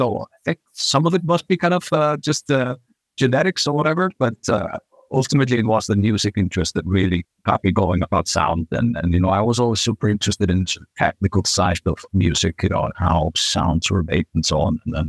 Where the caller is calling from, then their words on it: Reykjavik, Capital Region, Iceland; I'm coming from Reykjavik, Iceland, out of all the places on Earth.